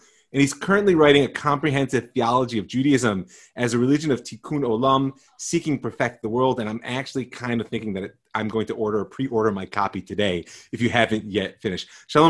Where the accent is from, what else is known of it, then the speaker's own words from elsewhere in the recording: United States; having grown up in the culture of American Jewry